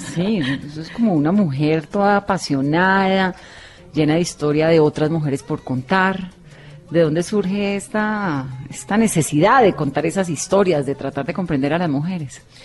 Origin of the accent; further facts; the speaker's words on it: Cali, Valle del Cauca, Colombia; yo también soy caleña